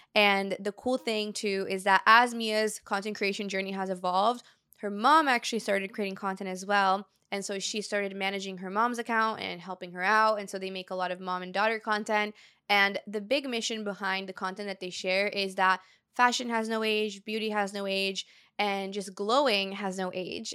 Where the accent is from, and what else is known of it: Brazil; born or raised there; moved away